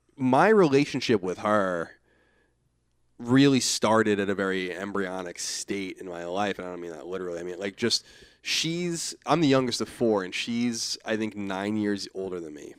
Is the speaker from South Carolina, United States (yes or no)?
no; Rockville Centre, Long Island, New York, United States; I'm from Rockaven, Long Island